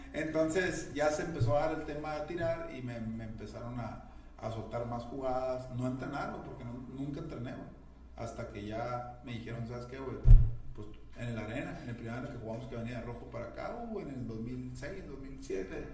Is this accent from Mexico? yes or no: yes; Hermosillo, Sonora, Mexico; lo que somos de Sonora, lo que somos de Hermosillo